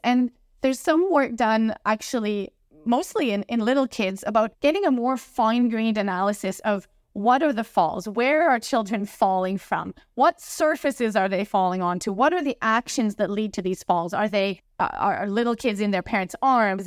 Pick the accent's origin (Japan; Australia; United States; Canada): Canada; I'm from Canada, so there's a lot of hockey here, ice hockey.